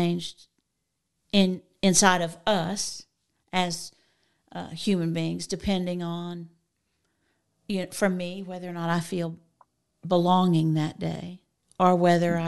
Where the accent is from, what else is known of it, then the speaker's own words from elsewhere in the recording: Floydada, Texas, United States; I'm from Floydada, Texas, which is in the panhandle.